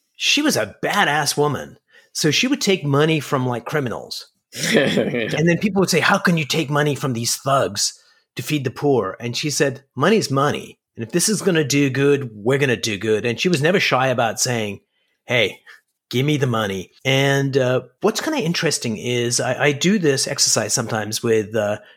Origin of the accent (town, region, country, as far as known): Canada